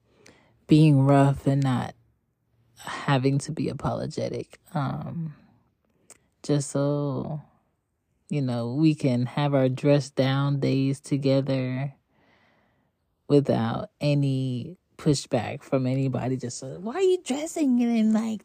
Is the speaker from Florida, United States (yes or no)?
no; Philadelphia, Pennsylvania, United States; also born or lived in Jamaica (parents); now in Atlanta, United States; I'm from Philly by way of ATL currently. And I have two Jamaican parents.